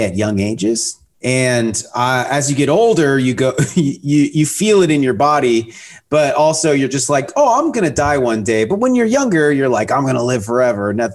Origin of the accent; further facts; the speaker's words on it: Pacific Northwest, Seattle area, Washington, United States; now in Austin, United States; I grew up in the Pacific Northwest in the Seattle area, north of Seattle on the ocean is where I grew up